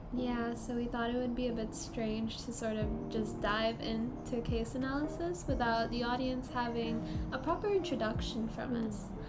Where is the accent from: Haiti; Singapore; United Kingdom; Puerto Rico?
Singapore; we're from Singapore and we're currently studying in a junior college